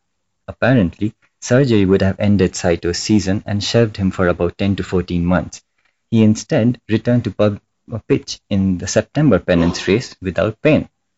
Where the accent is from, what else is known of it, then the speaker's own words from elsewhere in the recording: India; I'm Indian?